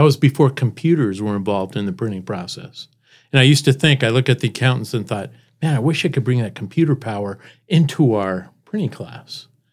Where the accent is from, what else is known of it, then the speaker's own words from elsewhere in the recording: Seattle, Washington, United States; moved away as an adult; also born or lived in San Jose, California / Spokane, Washington / Iowa; now in Brandon, United States; we moved to Seattle. I was, um, in the Seattle area for most of my life and met my wife there